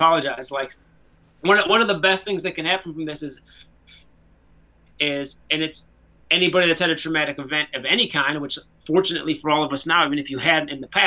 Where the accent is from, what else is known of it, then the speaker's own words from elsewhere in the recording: United States; as an American